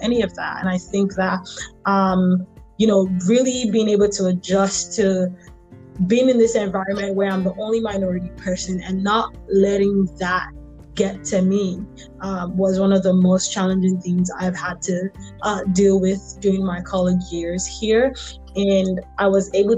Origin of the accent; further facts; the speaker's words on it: Lagos, Nigeria; moved away as an adult; also born or lived in Toledo, Ohio; now in United States; I'm from Lagos, Nigeria. I was born and bred there and lived in Lagos, Nigeria until I finished high school and came to America to start college.